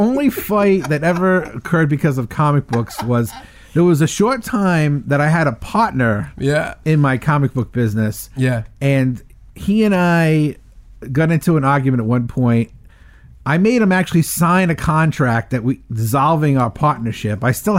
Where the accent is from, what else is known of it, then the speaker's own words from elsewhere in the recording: Providence, Rhode Island, United States; And I grew up in Mount Pleasant, part of Providence.